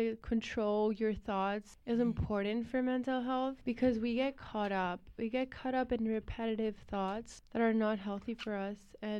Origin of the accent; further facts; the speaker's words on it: Spain; moved away as an adult; now in United States; I'm from Spain.